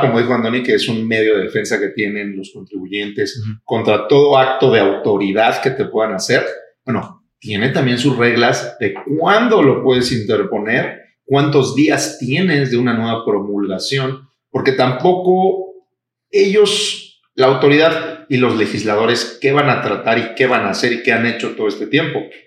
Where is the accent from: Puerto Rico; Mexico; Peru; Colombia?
Mexico; los mexicanos estamos acostumbrados